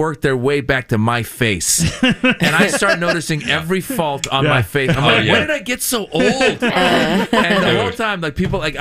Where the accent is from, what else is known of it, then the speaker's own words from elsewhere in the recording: Iran; now in United States; I was born in Iran, so as an Iranian-American